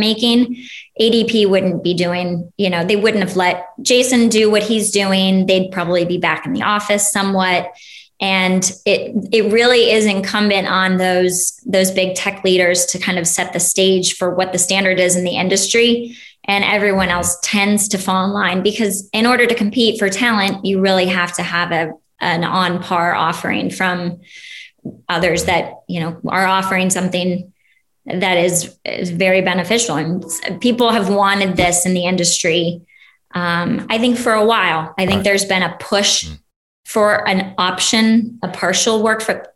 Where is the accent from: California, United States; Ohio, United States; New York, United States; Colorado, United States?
Ohio, United States; now in Texas, United States; I grew up mostly in Ohio. So that's where I say I'm from